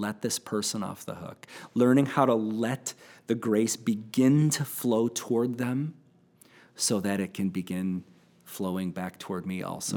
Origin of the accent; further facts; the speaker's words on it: United States; growing up in American Christianity